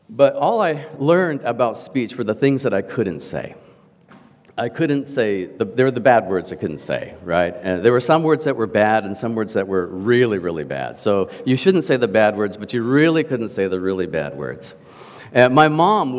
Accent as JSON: {"language": "English", "country": "Canada", "said": "As a Canadian, I was given the privilege and growing up through school of learning French"}